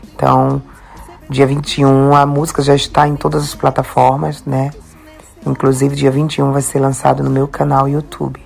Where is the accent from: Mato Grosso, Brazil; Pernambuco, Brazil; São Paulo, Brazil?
Pernambuco, Brazil; Recife; now in Europe; eu sou pernambucana, recifense com orgulho